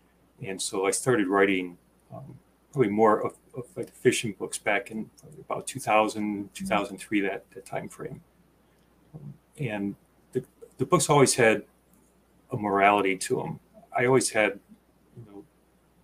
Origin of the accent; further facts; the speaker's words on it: Chicago, Illinois, United States; moved away as an adult; also born or lived in Wisconsin / Minnesota; now in Rochester, United States; I grew up in the Midwest, in the Chicago area